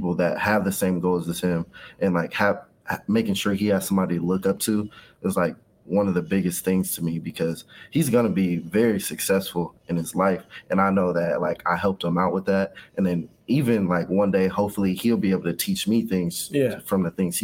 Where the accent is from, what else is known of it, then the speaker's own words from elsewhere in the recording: Kansas City, Kansas, United States; I was raised in Wyandotte County, Kansas, on the Kansas side. So Kansas City, Kansas, all the way up until high school. And that's when I moved to the Kansas City, Missouri side.